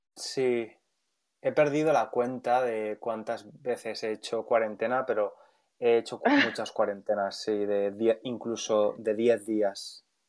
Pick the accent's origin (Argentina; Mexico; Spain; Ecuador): Spain; Valencia, Valencian Community; moved away as an adult; now in London, United Kingdom; Valencia, la ciudad donde nací y crecí, de donde soy